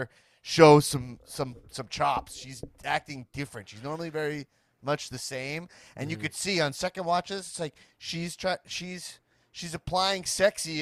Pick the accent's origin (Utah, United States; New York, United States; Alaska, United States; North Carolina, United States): New York, United States; As like a New Yorker